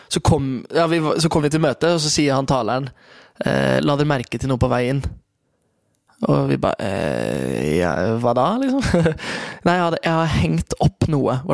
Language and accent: Norwegian; Kristiansand, Agder, Norway; jeg er fra Kristiansand, og eh, der er det det er nok det i flere steder i Norge, men midt i bibelbeltet så er det et veldig tydelig skille.